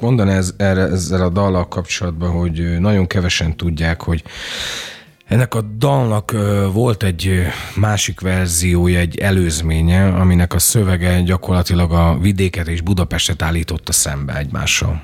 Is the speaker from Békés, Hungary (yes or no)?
yes; Doboz, Békés, Hungary; also born or lived in Gyula; én dobozon nőttem föl egy, egy, egy hát nagy község, ahol 5000 ember mhm. lakik